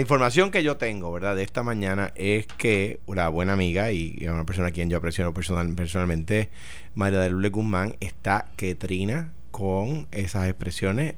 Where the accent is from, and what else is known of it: Puerto Rico